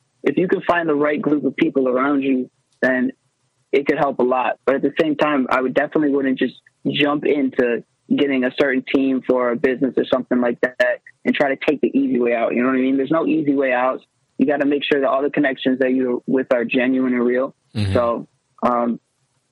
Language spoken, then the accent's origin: English; Detroit, Michigan, United States; I'm from the Metro Detroit area